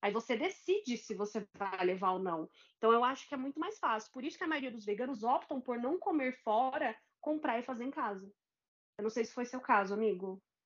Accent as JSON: {"language": "Portuguese", "town": "Guarulhos", "region": "São Paulo", "country": "Brazil", "said": "aqui na minha terra, Guarulhos"}